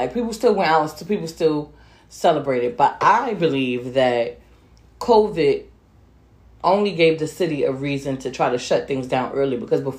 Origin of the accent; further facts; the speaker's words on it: United States; I was born and raised here, but I have Panamanian.